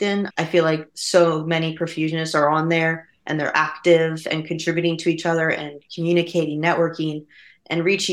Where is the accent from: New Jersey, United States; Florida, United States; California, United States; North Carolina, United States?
New Jersey, United States; I'm from South Jersey, and there's just not a whole lot of heart surgery going on down there